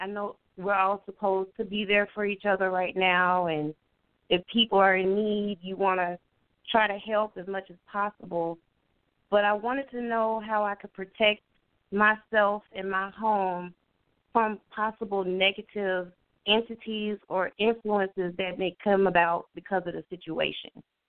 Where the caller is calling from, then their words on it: Florida, United States; I'm calling from Florida